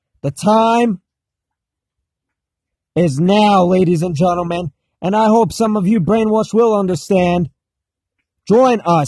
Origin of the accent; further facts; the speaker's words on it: United States; as an American